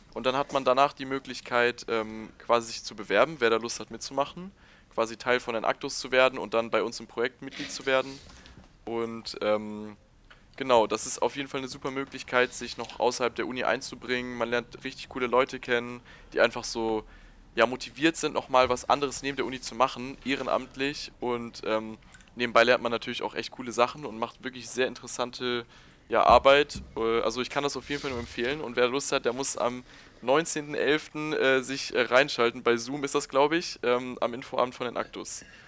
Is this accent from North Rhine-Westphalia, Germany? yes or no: no; Hamburg, Germany; moved away as an adult; now in Aachen, Germany; ich komme eigentlich aus Hamburg